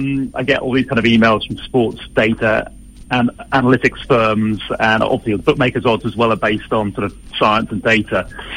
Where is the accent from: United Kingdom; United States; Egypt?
United Kingdom; England; now in Sydney, Australia; It's really weird being an Englishman, Alex, in Australia right now